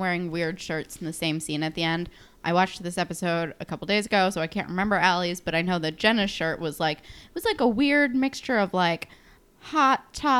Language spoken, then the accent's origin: English; New Jersey, United States; I'm from New Jersey